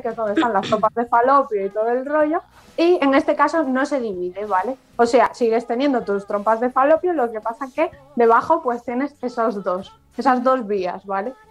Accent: Galicia, Spain; como buena gallega me y periodista

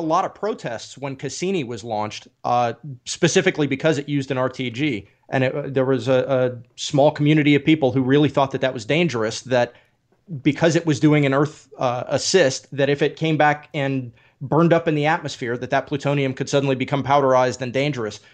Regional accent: Oak Ridge, Tennessee, United States; I grew up in Oak Ridge, and in honor of this conversation, I'm actually wearing my Big Ed's Pizza T-shirt from Oak Ridge, Tennessee.

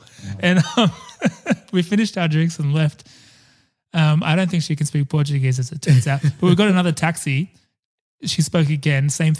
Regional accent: Sydney, New South Wales, Australia; I'm like, I'm from Sydney.

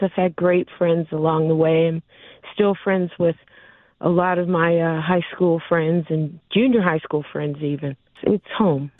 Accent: San Diego, California, United States; I grew up here in San Diego

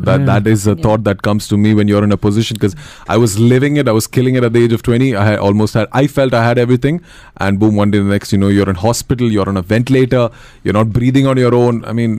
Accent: Dubai, United Arab Emirates; moved away as an adult; born and raised in Dubai, went to Bangalore for his education.

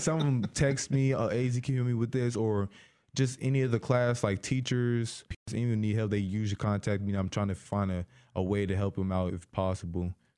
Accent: Decatur, Illinois, United States; I grew up in Decatur my whole life

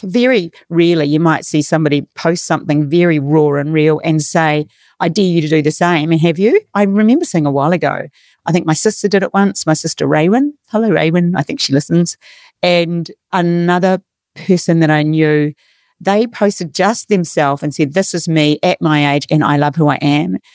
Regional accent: New Zealand; now in Australia; I'm from New Zealand

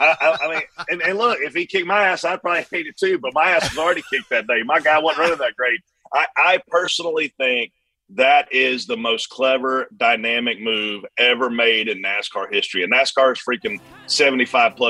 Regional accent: South Carolina, United States; I'm a redneck from South Carolina

